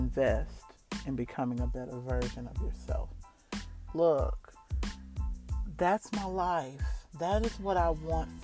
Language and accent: English; New York, United States; Well, we lived on Long Island